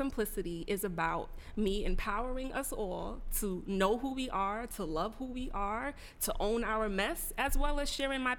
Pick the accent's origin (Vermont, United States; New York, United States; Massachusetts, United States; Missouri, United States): New York, United States; Mount Vernon; also born or lived in Bronx, New York; I'm originally born in the Bronx, raised in Mount Vernon, New York.